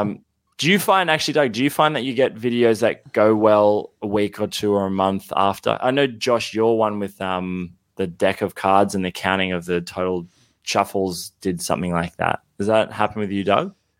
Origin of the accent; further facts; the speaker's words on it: Canberra, Australian Capital Territory, Australia; moved away as an adult; now in Sydney, Australia; I grew up in Canberra, but I just, I moved to Sydney